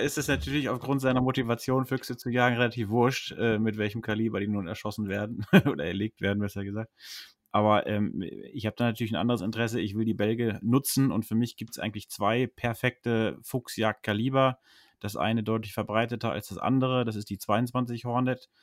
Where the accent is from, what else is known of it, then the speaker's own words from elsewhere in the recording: Höxter district, North Rhine-Westphalia, Germany; moved away; da wo ich zu Hause, wo ich herkomme, also Kreis Höxter, bzw. Nachbarkreis